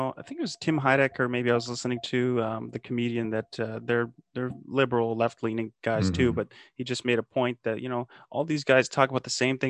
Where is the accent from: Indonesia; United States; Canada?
Canada; I'm a Canadian yeah. too, so this is in our neck of the woods